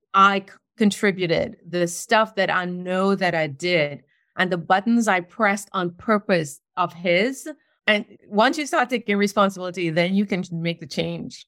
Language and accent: English; Trinidad & Tobago; moved away as an adult; also born or lived in New York City, United States; now in North Carolina, United States; I was born in Trinidad, and I lived there until I was twenty